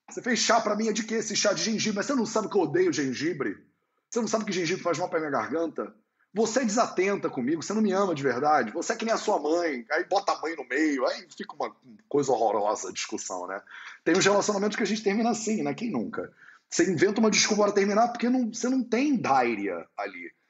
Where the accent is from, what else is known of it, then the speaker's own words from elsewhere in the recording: Barbacena, Minas Gerais, Brazil; que me lembra a minha avó lá em Minas Gerais, quando eu era criança pequena lá em Barbacena